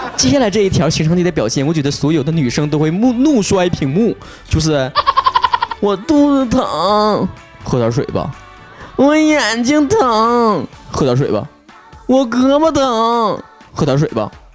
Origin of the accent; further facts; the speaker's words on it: Northeast China, China; accent: Northeastern Mandarin; 以后就世界通用语言就是我们东北话